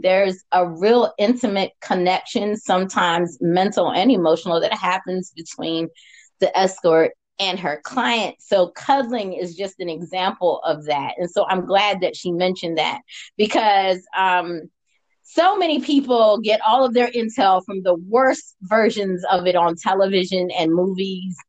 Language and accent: English; United States; I'm American.